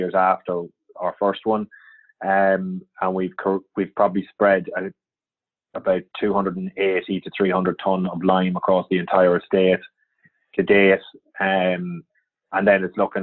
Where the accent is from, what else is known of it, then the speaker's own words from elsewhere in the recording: near Dundalk, County Louth, Ireland; moved away as an adult; also born or lived in Belfast; So I grew up on a farm. I'm originally from County Louth, a little place called Balergan, just outside Dundalk